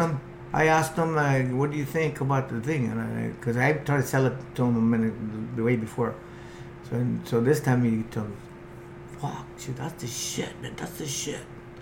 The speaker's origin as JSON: {"language": "English", "town": "Huntington Beach", "region": "California", "country": "United States", "moved": "yes", "lives_now": "Mexico", "said": "I'm from Huntington."}